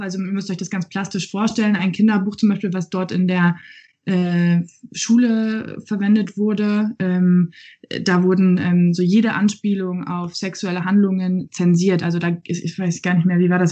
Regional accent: Germany; ich doch als Deutsche

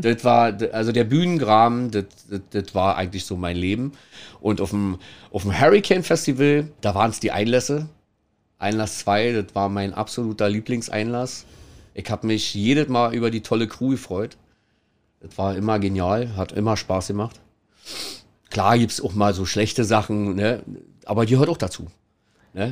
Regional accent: Kirchmöser, Brandenburg, Germany; now in Hamburg, Germany; also ursprünglich komme ich tatsächlich aus Brandenburg. Ähm, Kirchen, ganz kleines, versch verschlafenes Nest äh, in der Nähe von, von der Stadt Brandenburg direkt

